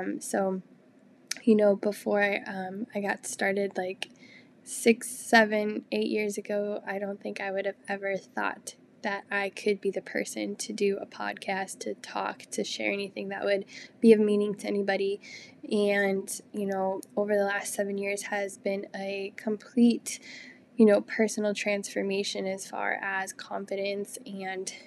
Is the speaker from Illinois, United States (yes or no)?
yes; Illinois, United States; moved away as an adult; also born or lived in Texas; got married and moved to Texas, and we're originally from Illinois